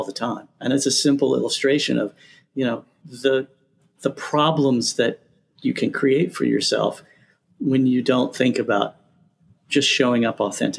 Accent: the South, United States; I'm from the South.

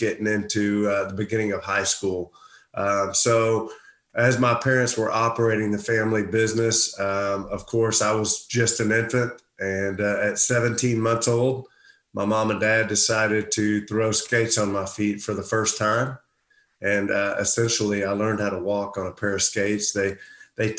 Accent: Houston, Texas, United States; a guy from Houston, Texas

